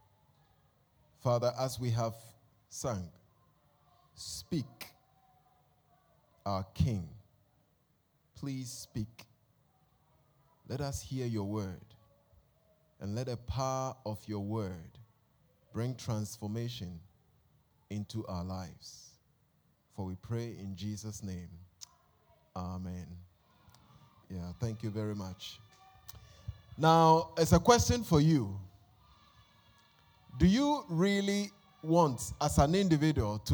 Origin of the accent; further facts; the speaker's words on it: Accra, Greater Accra, Ghana; I consider myself an honorary Ghanaian because I was born in Accra.